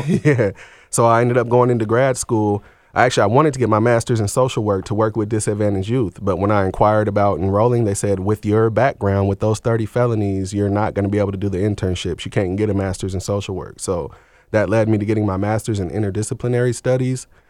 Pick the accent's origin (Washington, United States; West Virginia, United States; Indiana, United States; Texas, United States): Washington, United States; Seattle; also born or lived in Portland, Oregon; I was born in Seattle, Washington in the mid-eighties